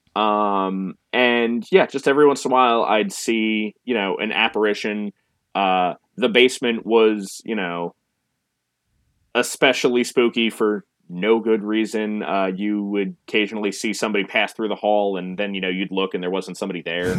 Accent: New Jersey, United States; growing up in New Jersey

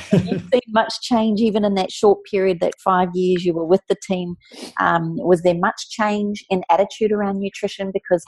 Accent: New Zealand

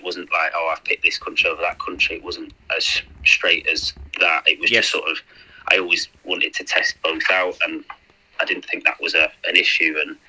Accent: Manchester, North West England, United Kingdom; also born or lived in Sheffield; Well, I was born in Sheffield, but I moved not long after that to Manchester. So I've grown up around those areas most of my life

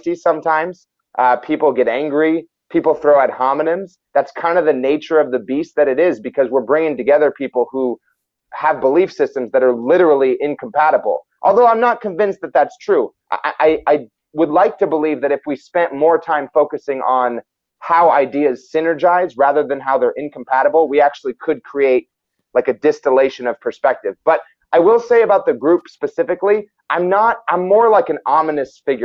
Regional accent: United States; I was born in Washington. I've lived in Washington my whole life.

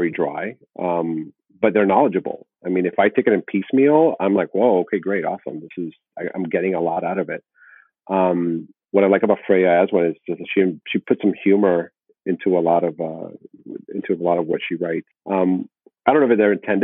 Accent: South Florida, United States; being born and raised in South Florida

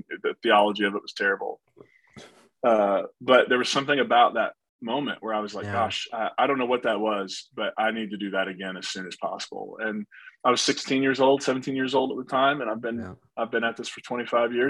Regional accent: Kentucky, West Virginia border town, Appalachia, United States; I was born in the Appalachian region. So I'm from a Kentucky, West Virginia border town

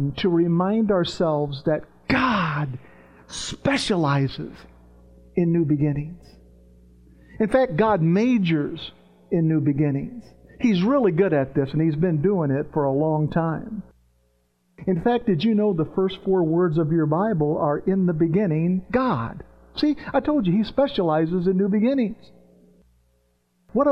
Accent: Virginia, United States; also born or lived in Tennessee; I grew up in the South when I was a kid. I was in Virginia. I was running the mountains of Virginia and West Virginia and Tennessee

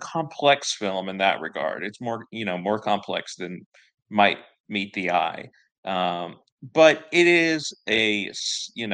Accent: the South, United States; I'm from the South. I've always lived in the South.

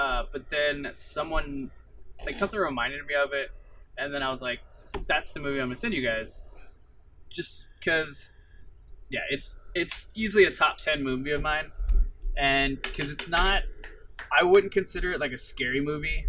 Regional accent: Louisiana, United States; moved away; originally I'm from Louisiana

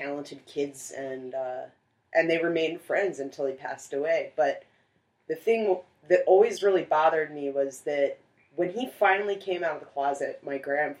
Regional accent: New Jersey, United States; I am from Jersey. Oh. They just moved to Tennessee a while ago, but we all met up in New Jersey. My sister still lives there.

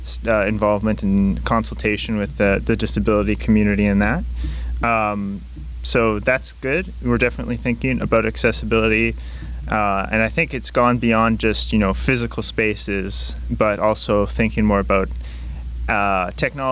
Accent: Vancouver, British Columbia, Canada; also born or lived in Langley; I'm from Vancouver, and I also spent some time in Langley growing up

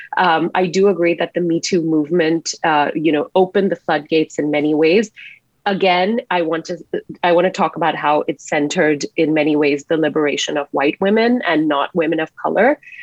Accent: Singapore; now in Canada; I grew up in a fairly conservative household in Singapore as an Indian woman

